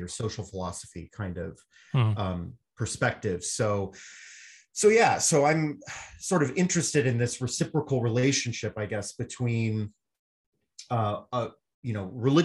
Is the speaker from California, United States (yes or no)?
yes; Southern California, United States; I grew up in Southern California around the same time as Jake